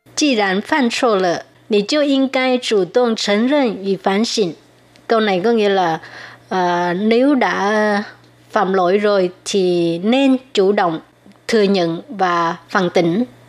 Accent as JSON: {"language": "Vietnamese", "country": "Vietnam", "first_language": "Vietnamese", "moved": "yes", "lives_now": "Taiwan"}